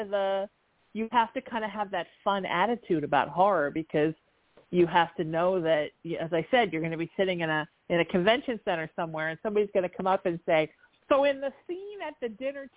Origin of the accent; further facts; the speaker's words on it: Orange, Connecticut, United States; also born or lived in New Haven, Connecticut; We lived in Orange, but I was born in New Haven.